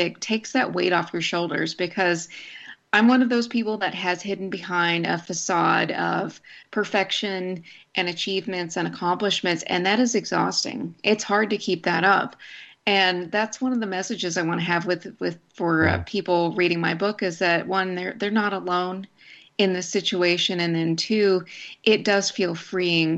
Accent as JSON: {"language": "English", "town": "Snyder", "region": "Texas", "country": "United States", "tie": "born or raised there", "said": "I grew up in Snyder, which is a town in rural West Texas."}